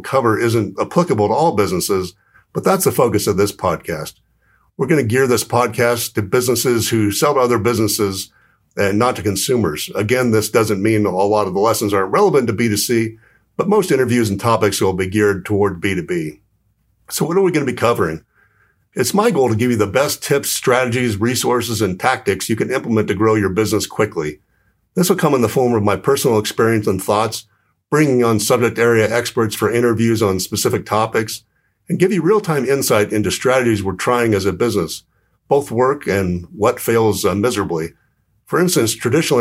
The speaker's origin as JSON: {"language": "English", "region": "Southern California", "country": "United States", "also_born_or_lived": "New York", "moved": "as an adult", "lives_now": "Phoenix, United States", "said": "I'm originally from Southern California."}